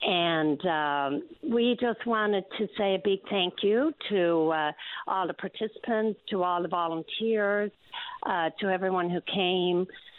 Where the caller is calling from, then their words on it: Tilting, Newfoundland and Labrador, Canada; I'm calling from Tilting on Fogo Island.